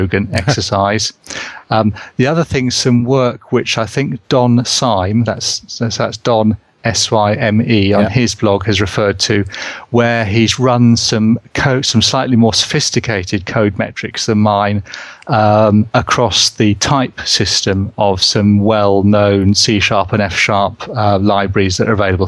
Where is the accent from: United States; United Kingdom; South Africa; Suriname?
United Kingdom; England; accent: English; my English accent